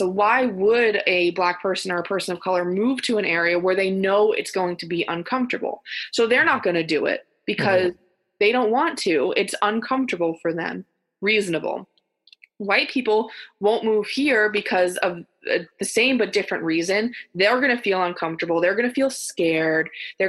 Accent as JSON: {"language": "English", "town": "New York City", "region": "New York", "country": "United States", "tie": "born or raised there", "said": "I grew up on the South Shore. I lived in the middle of the island for my middle years, and now I live on the North Shore."}